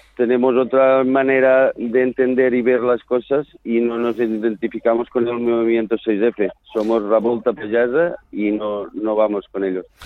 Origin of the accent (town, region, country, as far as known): Catalonia, Spain